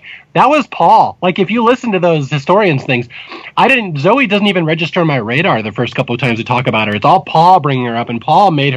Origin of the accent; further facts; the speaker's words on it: Seattle, Washington, United States; moved away as an adult; also born or lived in Spokane, Washington / Bellevue, Washington; now in California, United States; I grew up in Seattle, Washington. Seattle and then Spokane and Bellevue. I'm a native Northwesterner